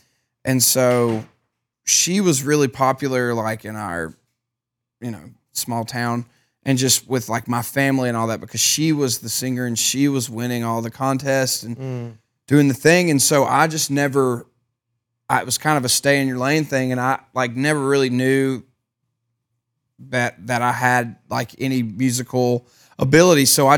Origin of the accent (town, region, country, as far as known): Mississippi, United States